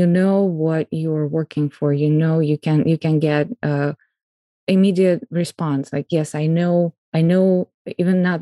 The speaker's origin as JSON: {"language": "English", "region": "Moscow", "country": "Russia", "tie": "born or raised there", "moved": "as an adult", "lives_now": "United States", "said": "I'm Russian and I was born in Moscow"}